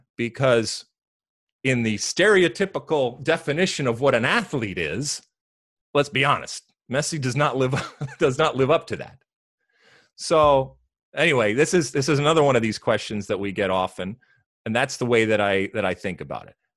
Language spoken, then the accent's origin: English; United States; as American soccer people